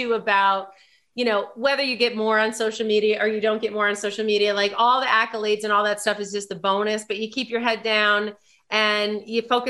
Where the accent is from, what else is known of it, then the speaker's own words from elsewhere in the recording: New York, United States; as a New Yorker, because you know, born and bred